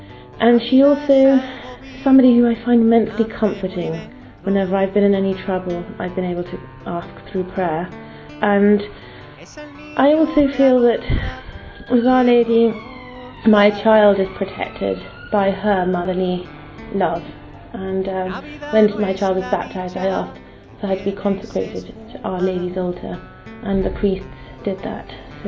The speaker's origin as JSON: {"language": "English", "country": "United Kingdom", "said": "I come from the United Kingdom. I'm 37 years old, and I'm a single mother."}